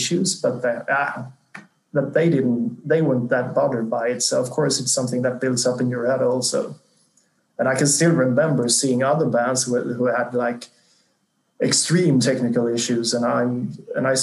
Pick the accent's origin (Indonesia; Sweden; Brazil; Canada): Sweden; small town 80 km south of Gothenburg, Halland County; now in Stockholm, Sweden; I grew up in this really small town, like 80 kilometers south of Gothenburg, on the countryside, more or less, like inhabitants of 5,000, I think